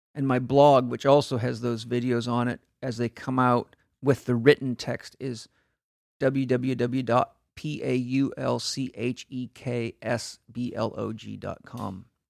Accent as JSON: {"language": "English", "town": "San Diego", "region": "California", "country": "United States", "said": "I'm from San Diego"}